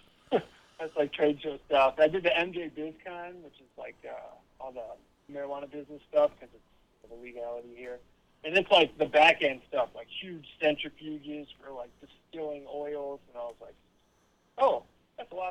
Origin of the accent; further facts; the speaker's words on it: Detroit, Michigan, United States; also born or lived in Evansville, Indiana; now in Las Vegas, United States; I'm a Midwesterner, right? I grew up in Detroit, just outside Detroit, and I moved to Evansville, Indiana, thereabouts, you know, for 5 years